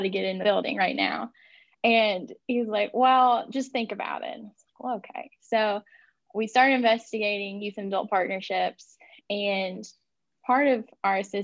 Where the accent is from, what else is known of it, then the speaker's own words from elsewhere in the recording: West Kentucky, United States; I am born and raised in Kentucky